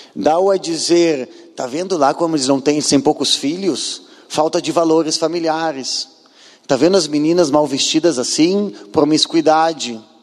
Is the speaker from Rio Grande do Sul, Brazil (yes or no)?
yes; Porto Alegre, Rio Grande do Sul, Brazil; moved away as an adult; now in Israel; eu nasci em Porto Alegre há 43 anos atrás Fui morar em Israel, nasci numa casa judia, porto-alegrense